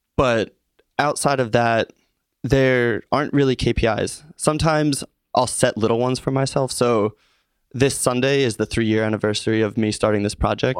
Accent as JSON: {"language": "English", "town": "Norristown", "region": "Pennsylvania", "country": "United States", "said": "I'm from Norristown originally. So, growing up a Philly sports fan"}